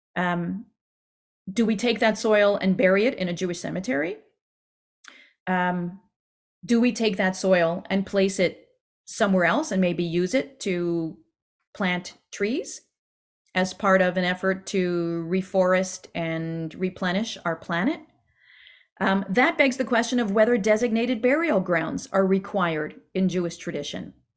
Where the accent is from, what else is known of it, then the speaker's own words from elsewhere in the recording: Quebec, Canada; accent: Canadian; moved away; I am Canadian, in case you didn't catch it in some of my pronunciation